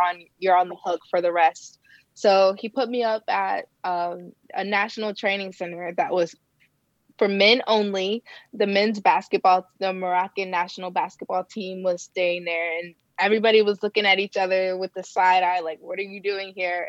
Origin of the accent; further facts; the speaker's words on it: Ohio, United States; now in Bay Area, California, United States; where I grew up in Ohio